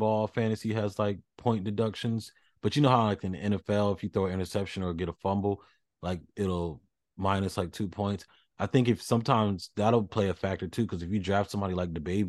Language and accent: English; Nashville, Tennessee, United States; You know, I'm from the Music City. I'm from Nashville.